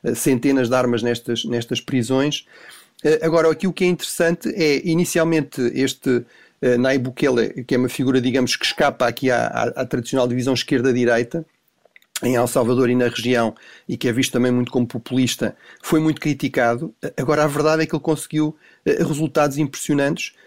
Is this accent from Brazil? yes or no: no; Tomar, Centro, Portugal; moved away; Bom dia aqui de Tomar